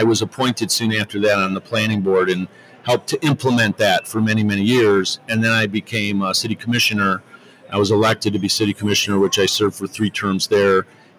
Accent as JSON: {"language": "English", "town": "Detroit", "region": "Michigan", "country": "United States"}